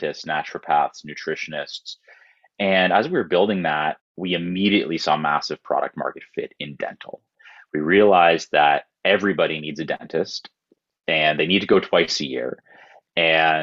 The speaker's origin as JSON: {"language": "English", "town": "Toronto", "region": "Ontario", "country": "Canada", "tie": "born or raised there", "said": "I'm born and raised in Toronto."}